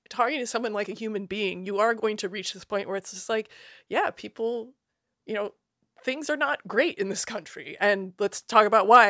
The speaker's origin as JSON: {"language": "English", "region": "Iowa", "country": "United States", "said": "I'm from Iowa"}